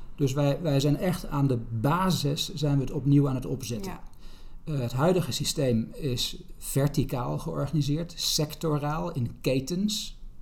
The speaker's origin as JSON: {"language": "Dutch", "country": "Netherlands", "said": "als Nederlanders"}